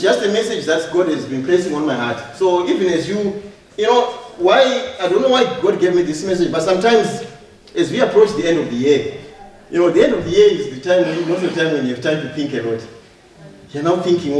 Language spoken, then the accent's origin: English; Zimbabwe; moved away; also born or lived in Harare / Mavuku; I come from Zimbabwe, from Harare